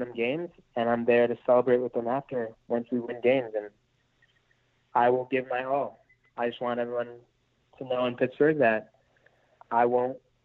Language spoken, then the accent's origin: English; Canada; moved away; I'm Canadian